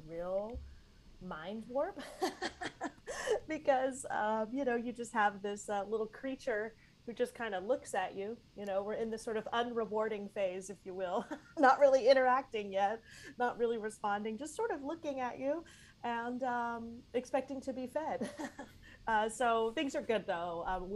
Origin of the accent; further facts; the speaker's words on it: Tyler, Texas, United States; moved away; I'm from Texas originally. I'm from Tyler, Texas, which is a town in East Texas